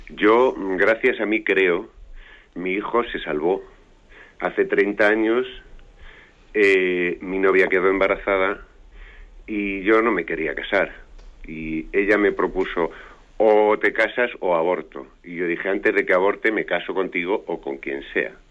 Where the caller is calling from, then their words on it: Madrid, Community of Madrid, Spain; Eh, buenos días … de Madrid.